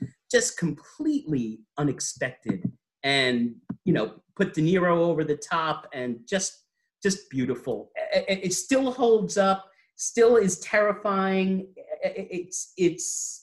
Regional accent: New York City, New York, United States; I'm from Staten Island

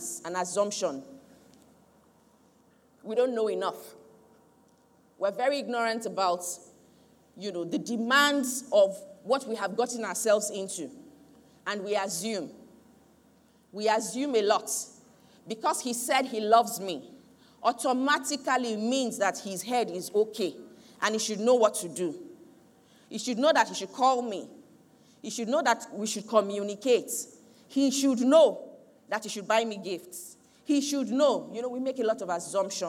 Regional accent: Nigeria; I am proudly Nigerian, patriotic to the core

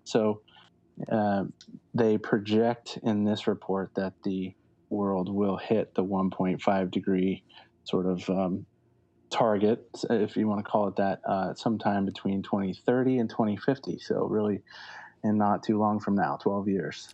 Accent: Lakeville, Connecticut, United States; I grew up in Lakeville, which is in the northwest corner

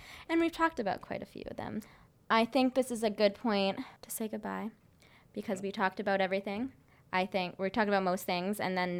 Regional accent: Boston, Massachusetts, United States; we're from Boston

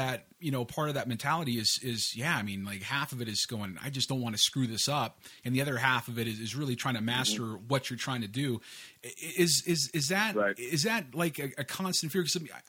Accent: Northern California, United States; moved away; also born or lived in Los Angeles / Venice Beach; I grew up in Northern California, but I split quite a bit of time down in Los Angeles

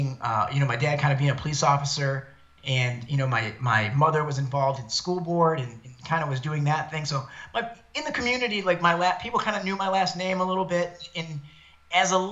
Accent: Detroit, Michigan, United States; moved away as an adult; also born or lived in East Lansing, Michigan; now in Los Angeles, United States; I was born and raised about 10 minutes from downtown Detroit in a neighborhood known as Downriver

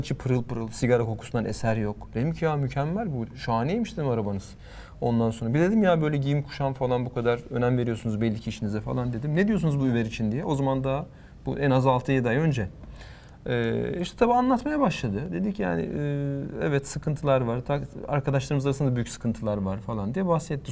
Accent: Turkey; Türküz dedim. İşte Türkiye'den geldik

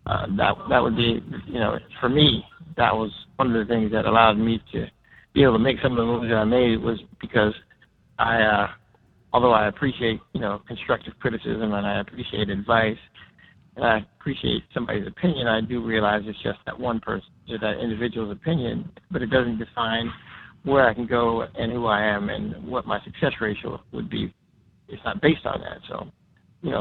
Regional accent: Georgia, United States; I was from Georgia

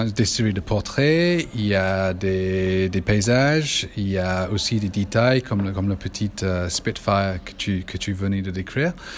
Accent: England, United Kingdom; moved away as an adult; now in France; mon pays d'origine.

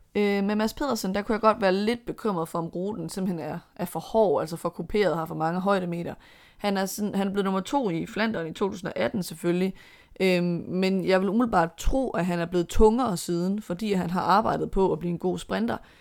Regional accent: Denmark

